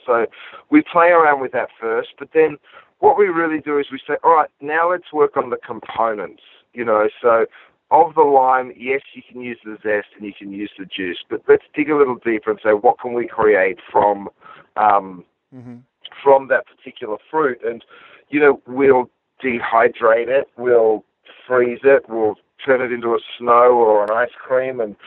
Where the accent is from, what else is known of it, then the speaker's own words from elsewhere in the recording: Australia; moved away as an adult; now in Los Angeles, United States; growing up in Australia? There was literally a butcher shop on every corner.